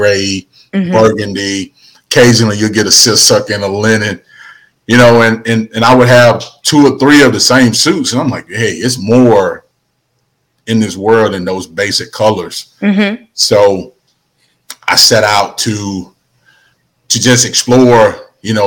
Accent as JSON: {"language": "English", "town": "Prichard", "region": "Alabama", "country": "United States", "tie": "born or raised there", "also_born_or_lived": "Mobile, Alabama", "moved": "as an adult", "lives_now": "Huntsville, United States", "said": "Grew up in Mobile, Alabama. So I'm a Mobile native by way of Huntsville."}